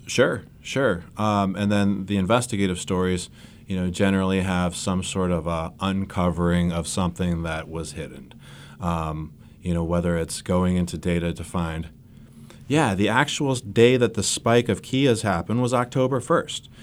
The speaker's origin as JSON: {"language": "English", "town": "Cleveland", "region": "Ohio", "country": "United States", "tie": "born or raised there", "also_born_or_lived": "Kalamazoo, Michigan / Charlotte", "moved": "as an adult", "said": "That's my hometown in Cleveland"}